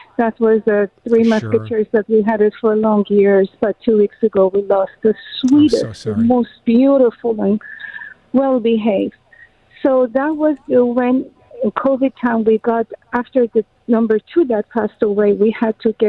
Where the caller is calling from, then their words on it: Los Angeles, California, United States; L.A. Shadowville.